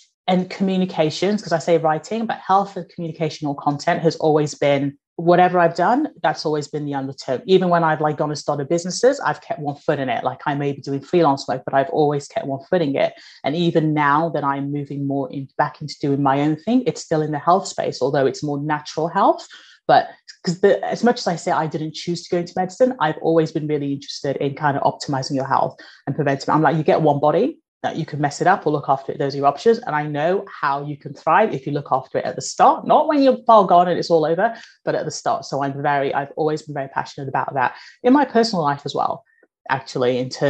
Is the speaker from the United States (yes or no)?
no; Nigeria; born there; moved away; my family are immigrants. I was born in Nigeria, moved over here.